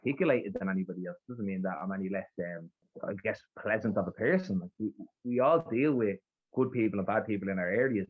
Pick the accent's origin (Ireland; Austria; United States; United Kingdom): Ireland; Dublin, Leinster; accent: rough Dublin; also born or lived in Ballybough, Dublin; I was brought up in Cabra. I lived a lot of my life in Cabra